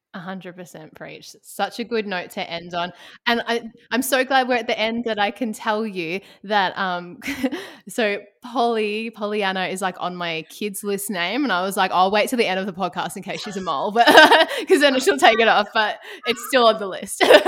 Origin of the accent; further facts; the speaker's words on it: Ballarat, Victoria, Australia; now in Melbourne, Australia; I'm originally from Ballarat